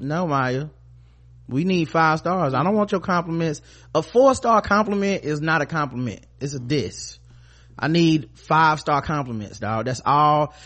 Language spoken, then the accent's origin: English; the South, United States; we from the South and we making crunk music